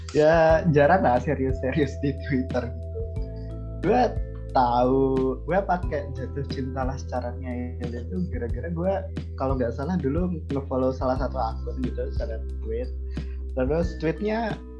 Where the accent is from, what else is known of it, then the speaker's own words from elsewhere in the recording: Java, Indonesia; gua dari Jawa